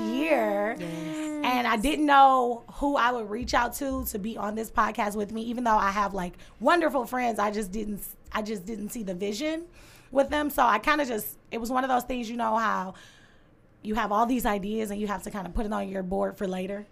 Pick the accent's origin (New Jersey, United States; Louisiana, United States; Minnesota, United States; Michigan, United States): Michigan, United States; Detroit; I'm from the East Side, born and raised on the East Side.